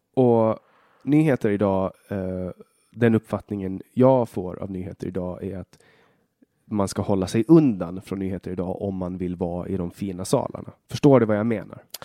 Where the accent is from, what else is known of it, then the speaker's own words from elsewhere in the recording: Åland Islands; also born or lived in Finland / Sweden; jag är ju inte svensk, utan jag är från, från Åland